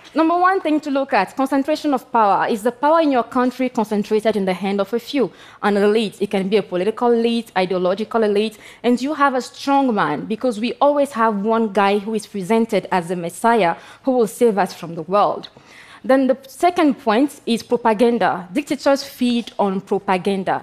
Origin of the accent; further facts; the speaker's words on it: Togo; I come from Togo